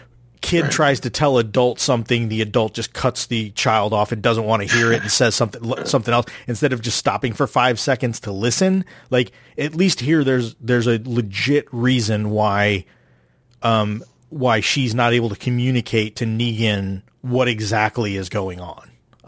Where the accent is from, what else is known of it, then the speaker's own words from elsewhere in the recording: the South, United States; especially growing up in the South where you don't have like snow and winter and things like